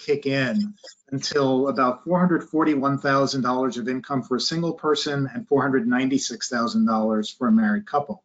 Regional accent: New York, United States; moved away as an adult; now in Texas, United States; I'm originally from New York, but I've been in Texas for 20 years and don't really plan on leaving

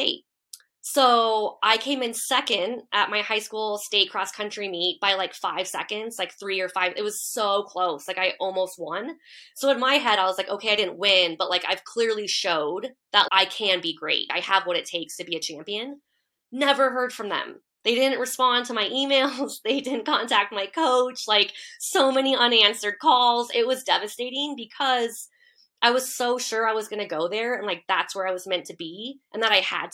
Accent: Durango, Colorado, United States; now in Boulder, United States; Durango is where it all started for me

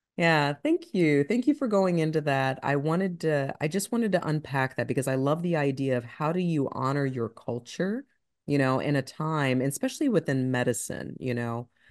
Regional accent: Ohio, United States; now in Atlanta, United States; I'm from Ohio

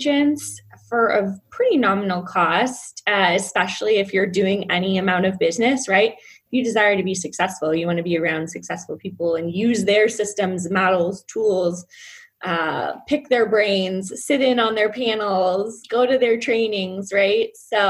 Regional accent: California, United States; moved away as an adult; now in Lake Norman, United States; I'm originally from California.

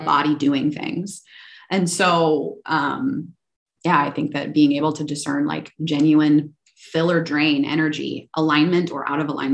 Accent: Minnesota, United States; moved away; I was born in Minnesota

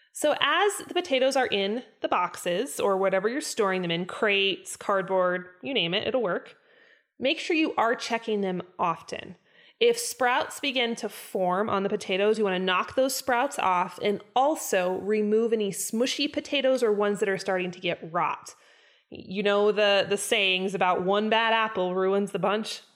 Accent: Idaho, United States; I was born and raised in Idaho.

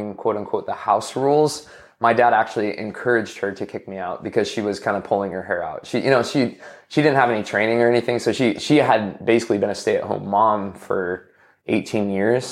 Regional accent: Washington, United States; I grew up in Washington State

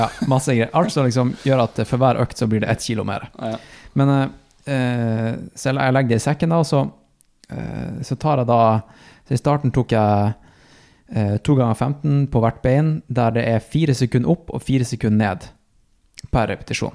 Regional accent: Tromsø, Troms, Norway; moved away; also born or lived in Oslo; jeg er tilbake i Tromsø. Eh, min hjemby.

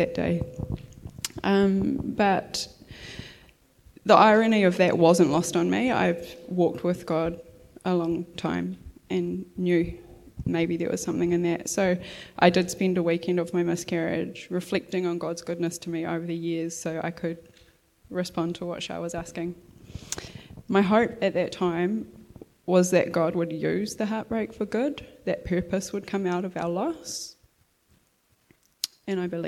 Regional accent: Gisborne, New Zealand; I grew up in Gisborne

